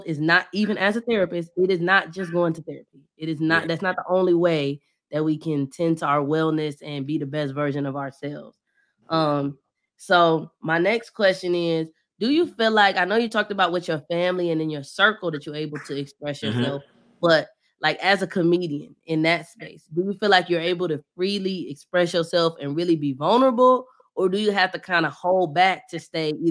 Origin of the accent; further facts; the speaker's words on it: Bedford, Ohio, United States; moved away as an adult; also born or lived in Cleveland, Ohio / Washington, D.C.; now in Atlanta, United States; I'm from Bedford